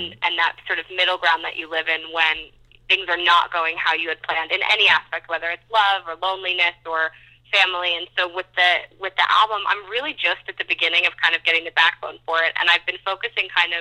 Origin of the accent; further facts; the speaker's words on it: New York, United States; I'm from New York, so fashion has been a huge part of my life.